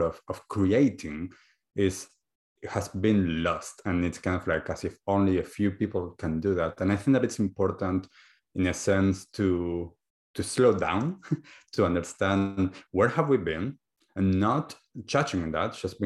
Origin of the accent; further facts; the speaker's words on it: Argentina; moved away as an adult; now in New Zealand; I'm originally from Argentina and have been living now in New Zealand for the last 7 or a little bit more, closer to 8 years now.